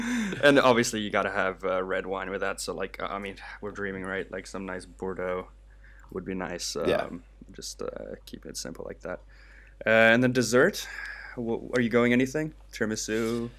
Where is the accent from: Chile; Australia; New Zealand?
Chile; born there; I was born in Chile. I went back a few years ago, love the place